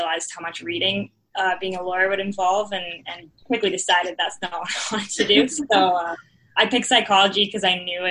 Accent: Victoria, British Columbia, Canada; I grew up in Victoria

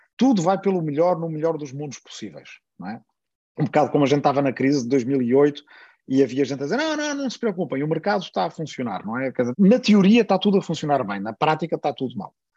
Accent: Portugal; accent: Portuguese (European Portuguese); sou bastante consciente da diferença e das dificuldades que o sotaque de Portugal tem no Brasil

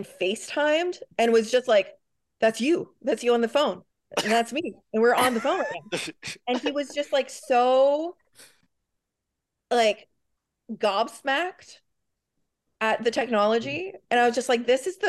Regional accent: Canada; I'm Canadian

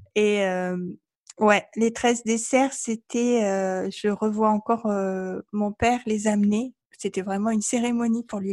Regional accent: Provence-Alpes-Côte d'Azur, France; je suis française euh, d'origine de Provence, donc il y a une vraie tradition en Provence

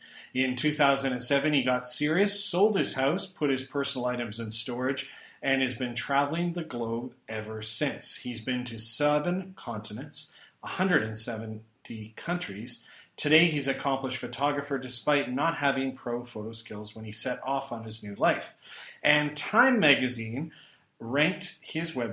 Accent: Calgary, Alberta, Canada; now in Kuala Lumpur, Malaysia; Alberta's my home. I'm originally from Calgary.

